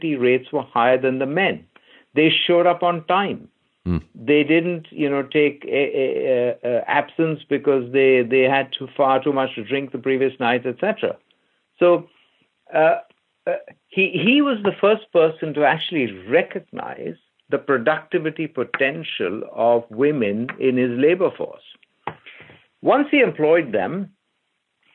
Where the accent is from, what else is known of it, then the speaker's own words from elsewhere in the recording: India; I grew up in India, where everything in the house was reused